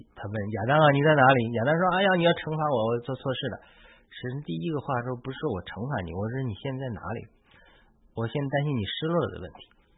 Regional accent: China; now in United States; 因为我们是中国人

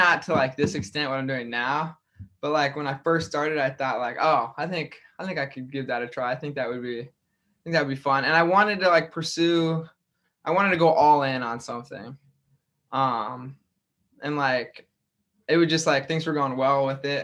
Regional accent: Grand Island, Nebraska, United States; moved away as an adult; now in Iowa, United States; my hometown, Grand Island.

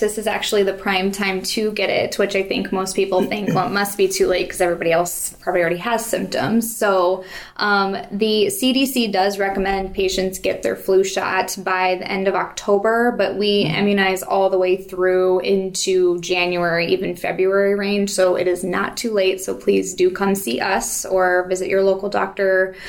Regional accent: North Liberty, Iowa, United States; also born or lived in Des Moines, Iowa; I was born and raised in Des Moines, but we moved here when I was about 2 or 3, so I've lived in North Liberty Corville area for my whole life. Went to school here

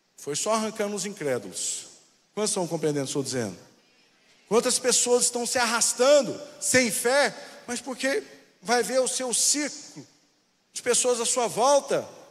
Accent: Anápolis, Goiás, Brazil; now in Brasília, Brazil; Eu vim de Anápolis, só que hoje Anápolis é uma cidade grande. É, cresceu bastante, mas na minha época ela era petitinha.

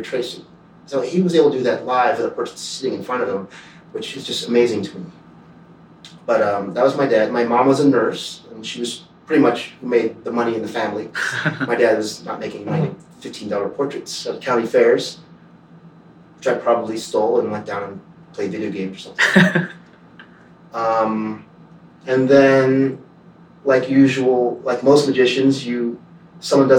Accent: Cincinnati, Ohio, United States; also born or lived in Canada; I grew up in Cincinnati, Ohio

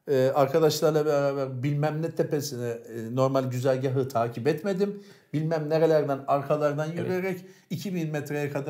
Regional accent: Cağaloğlu, Istanbul, Turkey; Biz Cağaloğlu'nda yetiştik. Cağaloğlu'nu evet. bilir misin?

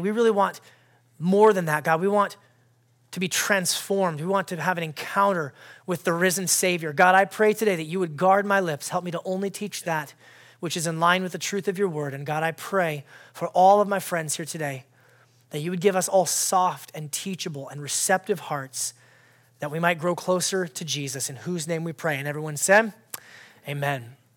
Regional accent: Alaska, United States; moved away; I grew up in Alaska.

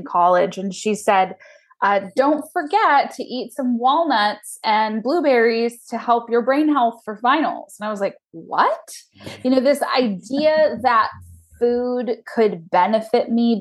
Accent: Lake Stevens, Washington, United States; also born or lived in Snohomish / Edmonds; I grew up in Snohomish, or I was, you know, born there, moved to Lake Stevens for my school years, and then now live in Edmonds. So I'm a native, a unicorn, as it were, in the Seattle area.

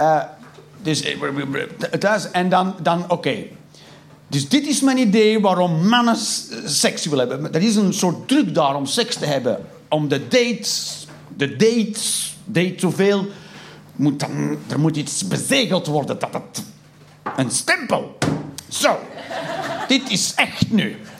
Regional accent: Flanders, Belgium

